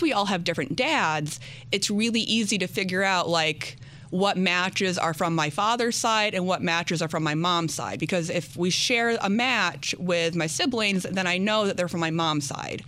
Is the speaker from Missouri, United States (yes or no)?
no; upstate New York, United States; also born or lived in New Orleans, Louisiana; was adopted out and was raised in upstate New York in a really small town that no one's ever heard